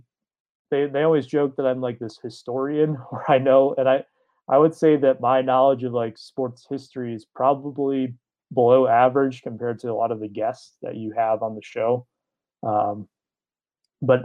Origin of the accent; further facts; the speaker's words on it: Detroit, Michigan, United States; I grew up in the Detroit area